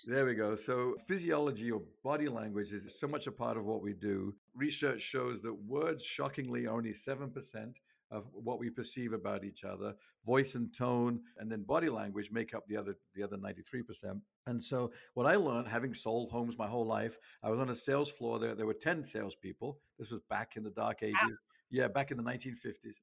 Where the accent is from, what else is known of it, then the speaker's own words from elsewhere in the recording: England, United Kingdom; moved away as an adult; now in United States; I grew up in England.